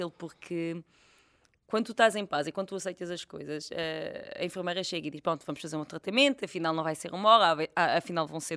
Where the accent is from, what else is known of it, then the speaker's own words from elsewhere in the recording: France; born there; Nasci em França, mas sabes que isto na altura não me ajudou nada.